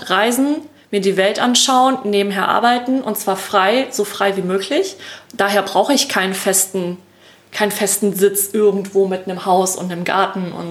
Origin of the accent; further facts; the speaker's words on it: Lake Constance area, Germany; am Bodensee, ne? Mhm. aus der Gegend, wo ich herkomme.